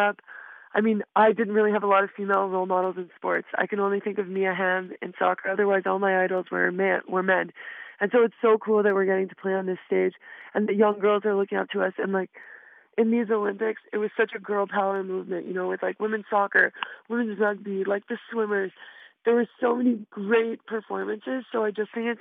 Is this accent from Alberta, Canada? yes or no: no; Quebec, Canada; being from Quebec, you know, I'm an Anglo from Quebec, so I'm a little bit of a minority